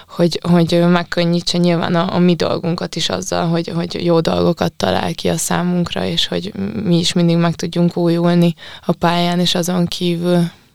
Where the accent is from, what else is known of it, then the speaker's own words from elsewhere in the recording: Sopron, Győr-Moson-Sopron, Hungary; a Biancával mi együtt nőttünk fel Sopronban